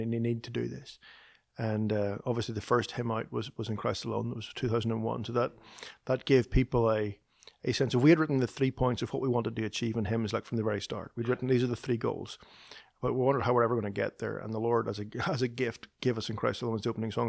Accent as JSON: {"language": "English", "region": "Northern Ireland", "country": "United Kingdom", "tie": "born or raised there", "moved": "as an adult", "lives_now": "Nashville, United States", "said": "Kristen and I both grew up in the north of Ireland"}